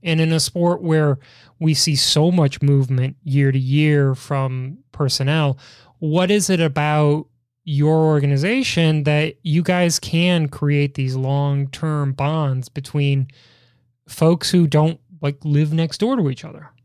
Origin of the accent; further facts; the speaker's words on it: Chicago, Illinois, United States; growing up in Chicago